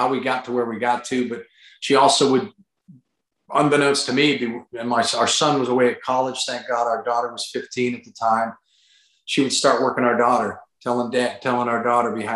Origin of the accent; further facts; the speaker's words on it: Pittsburgh, Pennsylvania, United States; now in North Carolina, United States; I'm born and raised in the Pittsburgh area, but we're down in North Carolina